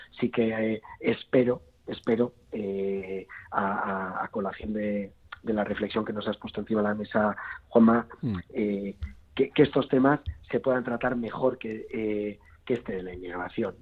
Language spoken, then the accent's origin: Spanish; Basque society, Basque Country, Spain; como sociedad vasca